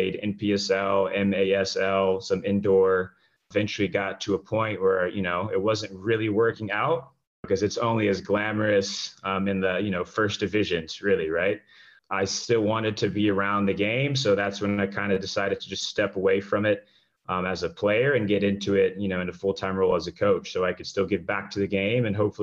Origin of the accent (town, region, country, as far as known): Richmond, Virginia, United States; born or raised there; first language English; also born or lived in Rio de Janeiro, Brazil; now in Atlanta, United States